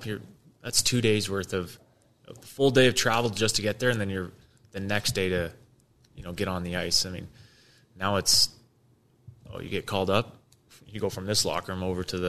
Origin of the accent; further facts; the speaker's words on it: Utah, United States; playing pro hockey in my home state